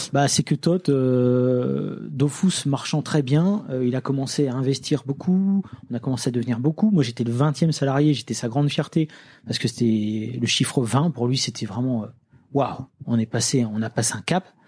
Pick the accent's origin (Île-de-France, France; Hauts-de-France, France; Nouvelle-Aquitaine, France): Hauts-de-France, France; Lille; also born or lived in Nancy; je viens de Lille